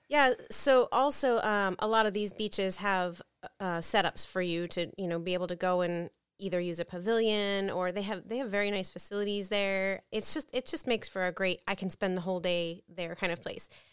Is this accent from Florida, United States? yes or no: yes; New Port Richey, Florida, United States; I grew up in Newport Richey